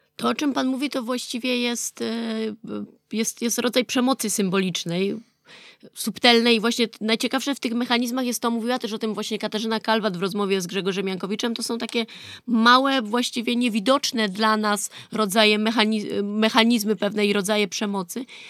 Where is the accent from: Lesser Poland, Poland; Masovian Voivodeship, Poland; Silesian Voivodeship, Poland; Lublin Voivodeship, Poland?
Lesser Poland, Poland; a village near Nowy Targ; ja sama pochodzę ze wsi pod Nowym Targiem